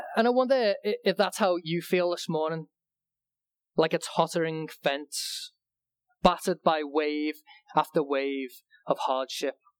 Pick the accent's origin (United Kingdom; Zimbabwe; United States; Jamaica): United Kingdom; England; when I was growing up in England